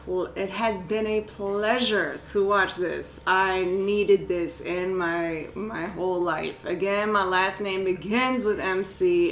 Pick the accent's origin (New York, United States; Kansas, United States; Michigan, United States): New York, United States; I'm from New York.